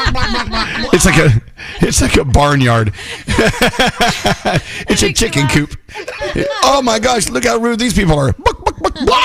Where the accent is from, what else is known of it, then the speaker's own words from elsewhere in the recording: the South, United States; moved away; Growing up in the South, you know, when I was a kid